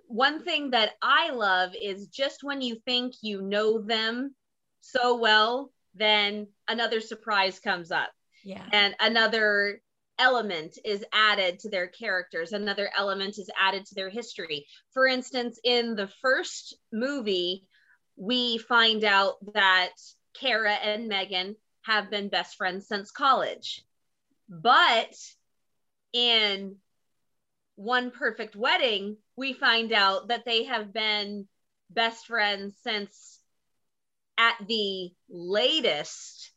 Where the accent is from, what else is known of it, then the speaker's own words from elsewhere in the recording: Texas, United States; we're both from Texas